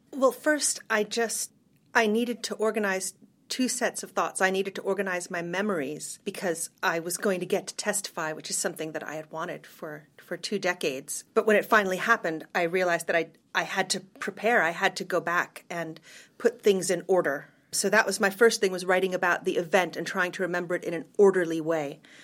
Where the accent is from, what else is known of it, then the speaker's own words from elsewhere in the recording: United States; moved away as an adult; also born or lived in Cambridge, England; being American